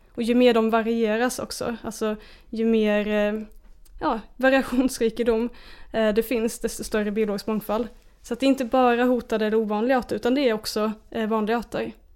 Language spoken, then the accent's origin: Swedish; Småland, Sweden; jag växte upp i Småland med liksom naturen som mitt lekrum